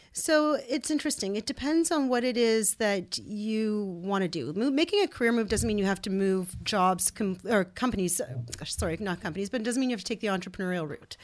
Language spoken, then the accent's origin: English; Ottawa, Ontario, Canada; we're born and raised in Ottawa.